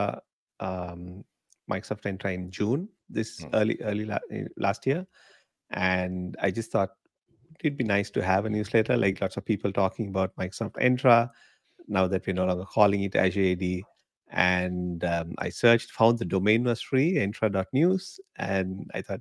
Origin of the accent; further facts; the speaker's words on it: Sri Lanka; moved away as an adult; now in Australia; So I'm from Sri Lanka originally. I was born there